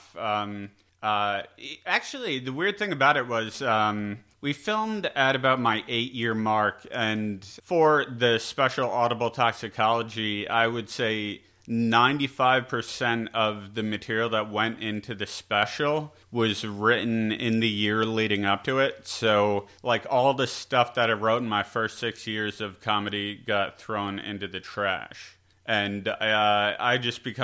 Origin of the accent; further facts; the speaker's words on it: Syracuse, New York, United States; We're in Syracuse right now, my hometown